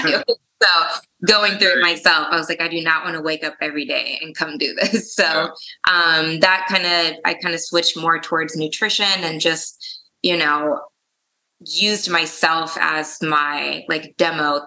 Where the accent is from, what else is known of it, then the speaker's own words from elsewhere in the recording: United States; also born or lived in Germany; I grew up in a small town near Kansas City. I was actually born in Germany, moved to America when I was 8